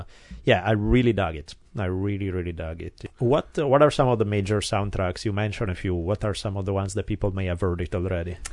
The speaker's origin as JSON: {"language": "English", "town": "Milan", "region": "Lombardy", "country": "Italy", "tie": "born or raised there", "moved": "yes", "lives_now": "Glendale, United States", "said": "I grew up in Milan not a million years ago"}